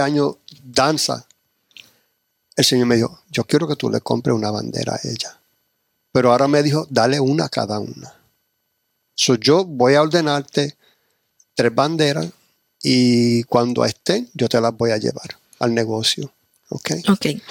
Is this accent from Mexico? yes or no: no; United States; also born or lived in New York / New Jersey; yo me crié en New Jersey, y Nueva York y ese era el ambiente